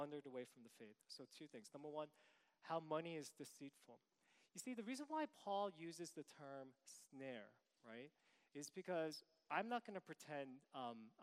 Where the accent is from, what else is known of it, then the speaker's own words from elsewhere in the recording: New York City, New York, United States; I'm from New York City